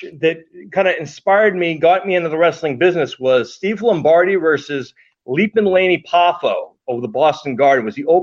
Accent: Ireland; I'm Irish

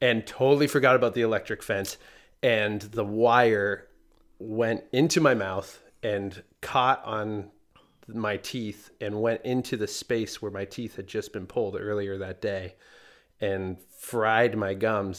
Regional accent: Canada; moved away; I'm from Canada originally

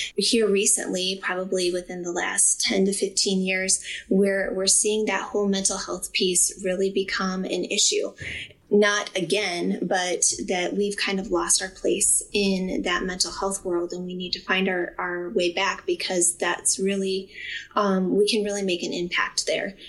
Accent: Findlay, Ohio, United States; I'm from Findlay, Ohio

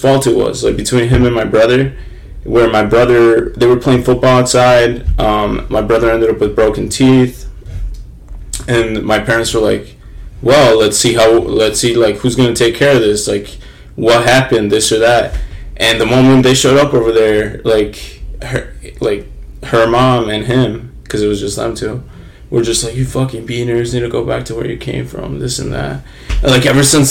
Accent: United States; being like an American kid, having grown up like with immigrant parents, having grown up in a trailer park

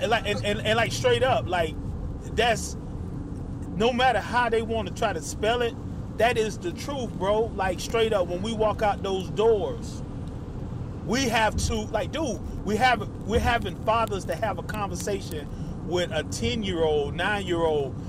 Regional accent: United States; we are American citizens, born and raised

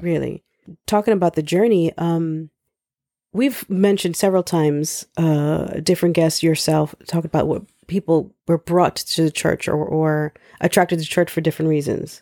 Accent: New York City, New York, United States; I grew up in the Lower East Side of Manhattan

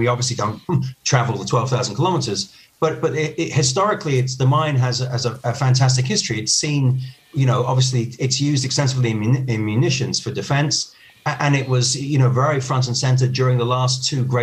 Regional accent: United Kingdom; now in Spain; I'm originally from the United Kingdom

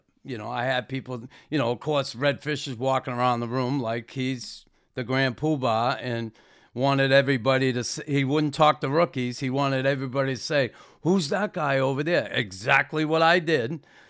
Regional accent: Boston, Massachusetts, United States; These athletes you're talking about were the athletes I hated through my childhood growing up in Boston

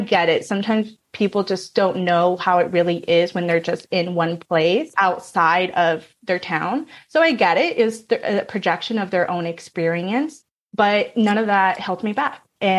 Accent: North Carolina, United States; moved away as an adult; now in California, United States; I was born in California, raised in North Carolina. I was naturally a city girl, so I moved back to California at 20 years old

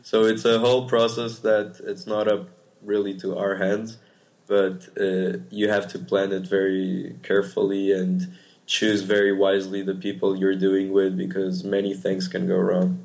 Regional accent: Portugal; moved away; I'm from Portugal

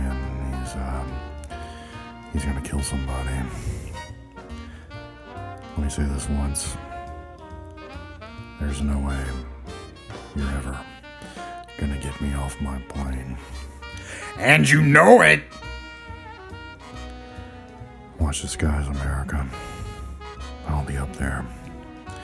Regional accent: Baton Rouge, Louisiana, United States; my hometown of Baton Rouge, Louisiana.

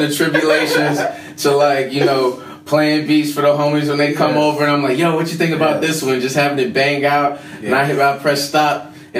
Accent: Atlanta, Georgia, United States; I'm originally from the A. I don't sound like it, but yes, I was born in Atlanta. I'm also a military kid.

